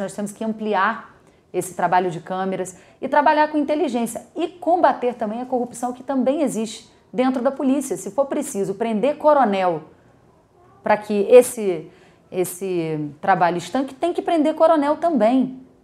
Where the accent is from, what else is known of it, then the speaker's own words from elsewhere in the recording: Brazil; Nós somos brasileiros, né? eu, moro no Brasil